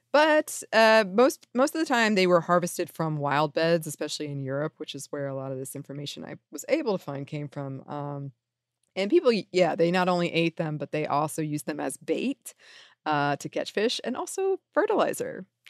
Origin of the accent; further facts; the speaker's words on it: the South, United States; I'm from the South